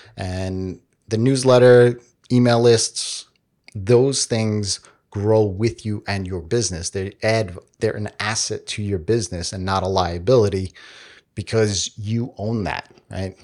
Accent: New York, United States; we're from New York

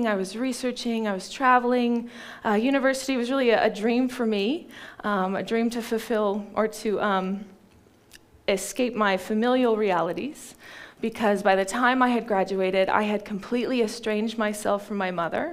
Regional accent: Ashland, Oregon, United States; now in Ashburton, New Zealand; I grew up in Ashland, Oregon

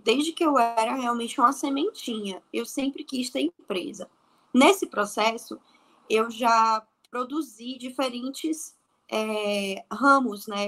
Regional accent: Bahia, Brazil; also born or lived in Salvador; eu sou da Bahia, né? Eu tô em Salvador.

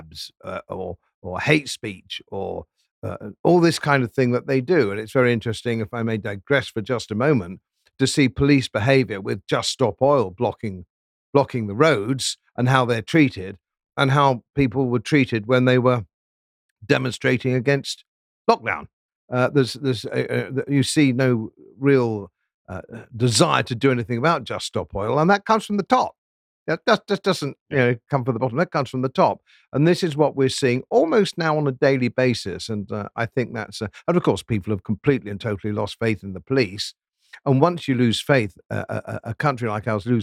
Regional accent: Yorkshire and the Humber, United Kingdom; as a Yorkshireman

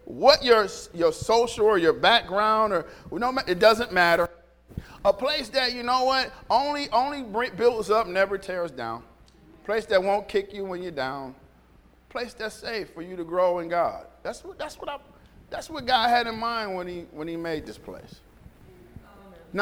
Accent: Detroit, Michigan, United States; growing up in Detroit

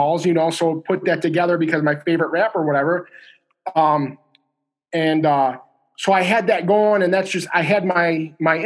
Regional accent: Midwest, United States; I'm, if you want to call it Midwest.

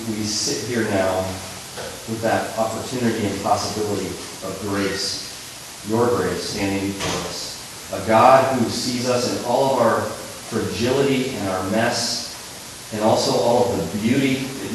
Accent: California, United States; growing up in California

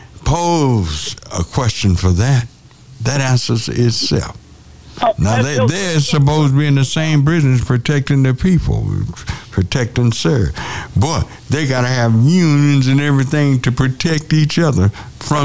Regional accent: Hearne, Texas, United States; my hometown

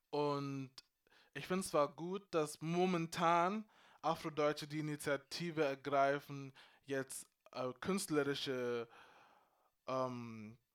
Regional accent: Freising, Bavaria, Germany; ich bin in Freising groß geworden. Wir waren sechs schwarze ghanaische Familien oder so, wo ich klein war. You know what I'm saying? Und trotzdem, I was proud to be Ghanaian.

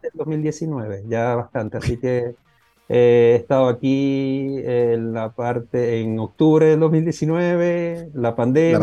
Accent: Venezuela; moved away; soy venezolano, estudié en Venezuela esa parte de la licenciatura

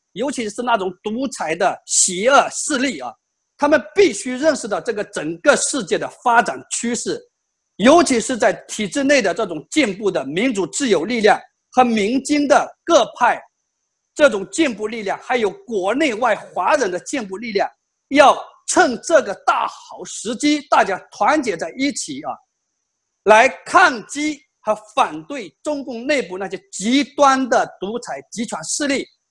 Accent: China; 我们中国的

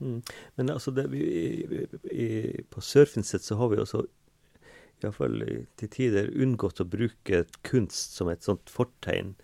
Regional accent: Kåfjord, Troms, Norway; jeg kommer fra et småbruk da, med, i, ved sjøen, da, i, ved Kåfjorden, Gaivåtna, der oppe i Nord-Troms

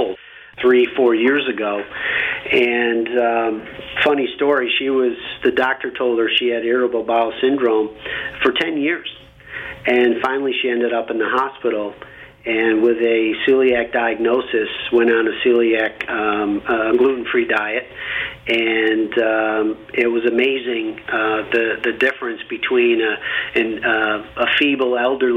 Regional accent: Camillus, New York, United States; I grew up in Camillus, New York. It's a small town west of Syracuse, New York. This is upstate New York

